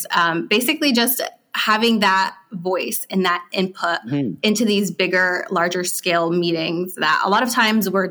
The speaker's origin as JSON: {"language": "English", "region": "New Jersey", "country": "United States", "said": "I'm actually from Jersey."}